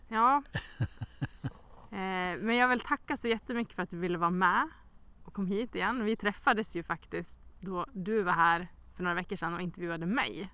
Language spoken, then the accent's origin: Swedish; Västerås, Västmanland, Sweden; now in Smedjebacken, Sweden; jag är ju inte från Smedjebacken utan jag är från Västerås egentligen